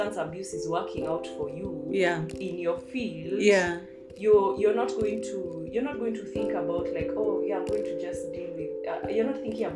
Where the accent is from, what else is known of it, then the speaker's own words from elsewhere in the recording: Kenya; I'm going to talk as a Kenyan artist